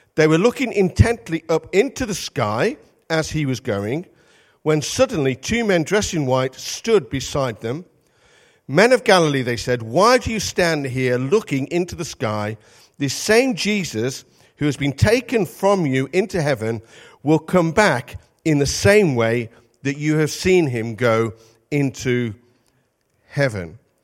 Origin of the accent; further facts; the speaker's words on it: Midlands, United Kingdom; moved away; also born or lived in North East England; we're from the Midlands, but we spent thirty-six years in the Northeast.